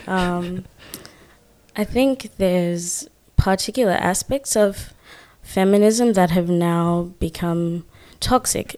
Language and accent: English; Zimbabwe; now in Australia; I'm from Zimbabwe.